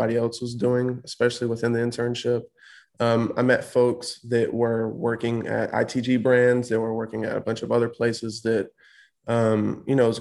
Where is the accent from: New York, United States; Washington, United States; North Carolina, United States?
North Carolina, United States; Winston-Salem; I'm born and raised in Winston, so I'm pretty familiar with the area